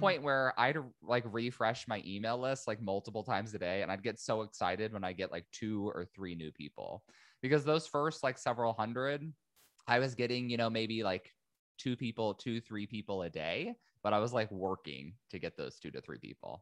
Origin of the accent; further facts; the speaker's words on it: Indiana, United States; moved away as an adult; also born or lived in San Diego, California; I'm originally from Indiana, uh, moved to San Diego, California